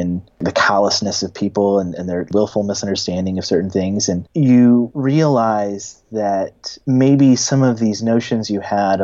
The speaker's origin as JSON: {"language": "English", "region": "Missouri", "country": "United States", "tie": "born or raised there", "also_born_or_lived": "New York", "moved": "yes", "said": "I'm from Missouri originally, that's where I was born and raised."}